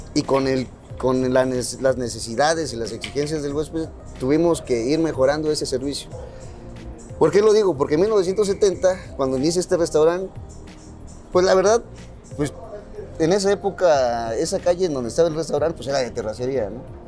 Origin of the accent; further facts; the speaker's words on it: Oaxaca, Mexico; sacar raíces de donde nosotros somos, de Oaxaca